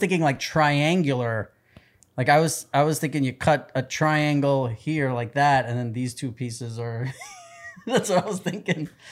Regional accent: New York City, New York, United States; I grew up in New York City

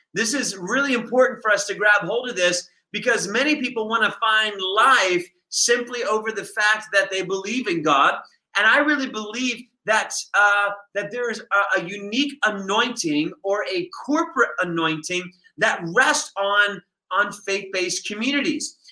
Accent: United States; here I am as an American coming into their nation

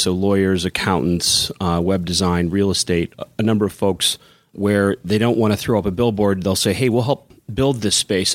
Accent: Kansas City, Missouri, United States; moved away as an adult; now in Chicago, United States; I grew up in Kansas City, I moved to Chicago because I thought there'd be bigger and better and cooler things

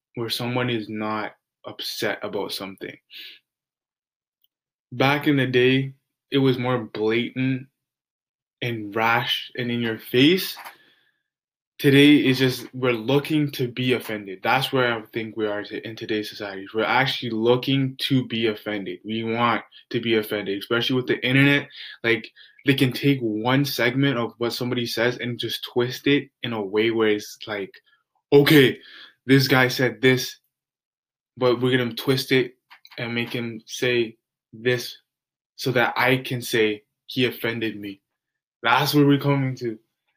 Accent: Canada; I'm Canadian

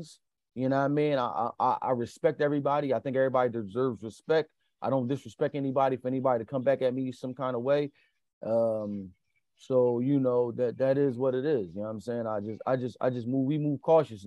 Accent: Philadelphia, Pennsylvania, United States; I'm born and raised in Philadelphia

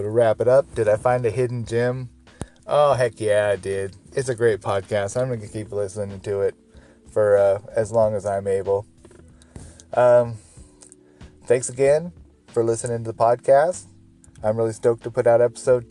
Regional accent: Portland, Oregon, United States; my hometown, Portland, Oregon.

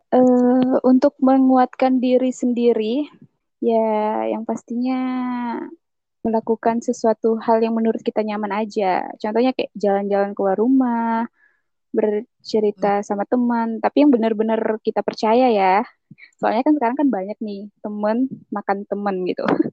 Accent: Singkawang, West Kalimantan, Indonesia; now in Pontianak, Indonesia; Aku waktu kecil, aku di kota Singkawang. Cuman pas udah lulus sekolah gitu, aku merantau ke kota Pontianak, tapi masih di Kalimantan Baratnya juga

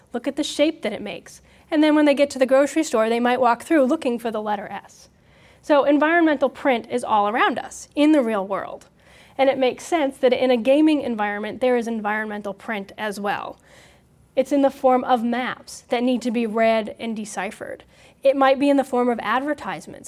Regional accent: Hampton, New Hampshire, United States; my hometown. in Hampton, New Hampshire.

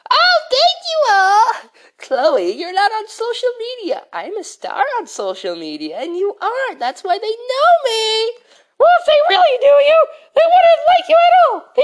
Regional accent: Taunton, South West England, United Kingdom; And then I, then the rest of my life, I grew up in Taunton.

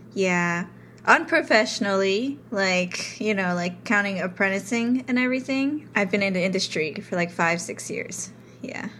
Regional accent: New York City, New York, United States; growing up in New York

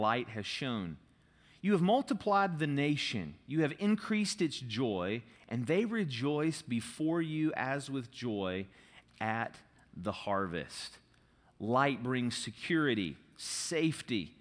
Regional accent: St. Albans, West Virginia, United States; even though I didn't grow up in Charleston, I grew up in St. Albans

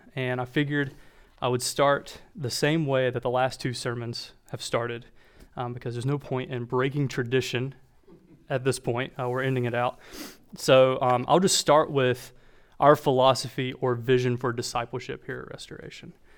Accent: Walburg, North Carolina, United States; accent: Southern; I try really, really hard to mask my Southern accent, but when I say my hometown name, it has a tendency to come out. So I'm from Wahlberg, North Carolina

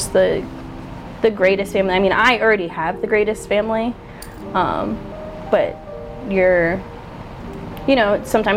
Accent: Port St. Lucie, Florida, United States; also born or lived in Orlando; growing up in Port St. Lucie, my parents had so much money

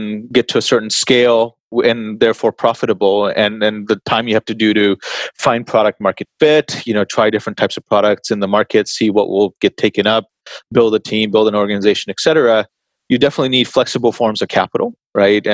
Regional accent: Texas, United States; moved away; I grew up in Texas for most of my life, I suppose, like most of my youth

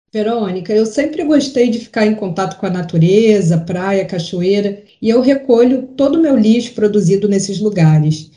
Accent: Rio de Janeiro, Brazil; foi aqui no Rio de Janeiro, a cidade onde nasci e vivo

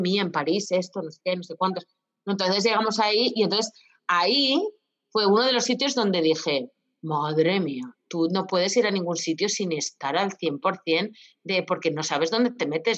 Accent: Castilla-La Mancha, Spain; mi tierra, que las, que las almendras es el fruto seco que más, que más tenemos aquí en Castilla-La Mancha

